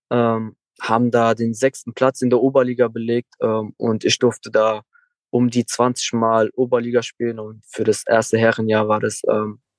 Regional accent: Turkey; Klar, ich habe äh, mein Herkunftsland ist Türkei

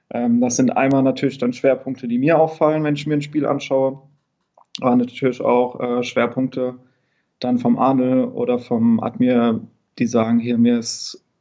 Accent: Niederbrechen, Hesse, Germany; Ich komme aus der Nähe von Limburg, aus dem schönen

